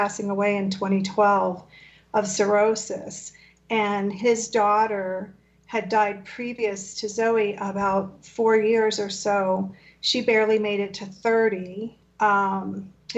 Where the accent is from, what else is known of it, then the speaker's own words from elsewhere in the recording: United States; first language Spanish; English is a second language; also born or lived in Havana, Cuba; I grew up here. I was here from the time I was an infant